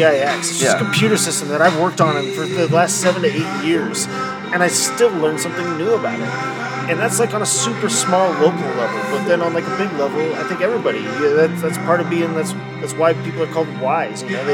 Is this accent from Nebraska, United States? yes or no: yes; Ansley, Nebraska, United States; now in Kearney, United States; I grew up in Ansley